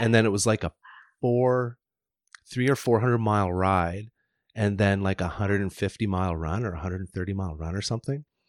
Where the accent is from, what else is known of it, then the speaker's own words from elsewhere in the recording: Deep River, Ontario, Canada; moved away; also born or lived in Whistler / Squamish; I grew up in Ontario, near Ottawa, like, uh, Deep River, Ontario, tiny little town in Ontario.